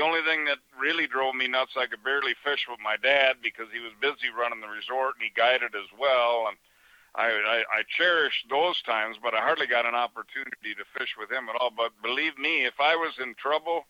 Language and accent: English; Hayward, Wisconsin, United States; also born or lived in Chicago, Illinois; I was born in Chicago, and my parents did the greatest thing ever and got me the hell out of there when I was 6 months old, and they bought a resort in Hayward, Wisconsin